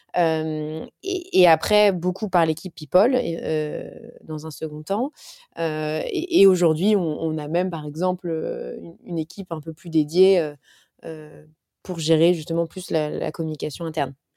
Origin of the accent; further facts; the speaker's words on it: France; en tant que Français